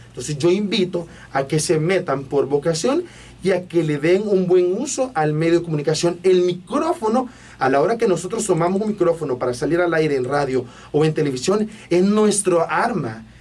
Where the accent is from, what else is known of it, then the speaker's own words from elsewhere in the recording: Ilopango, San Salvador, El Salvador; soy de Ilopango